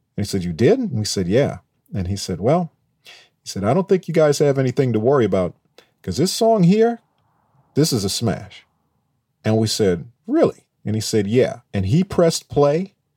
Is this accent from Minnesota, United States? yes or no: yes; Minneapolis, Minnesota, United States; growing up in Minneapolis